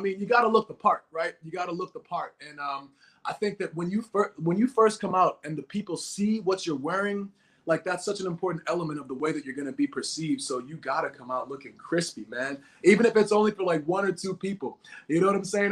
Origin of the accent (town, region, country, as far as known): Boston, Massachusetts, United States; born or raised there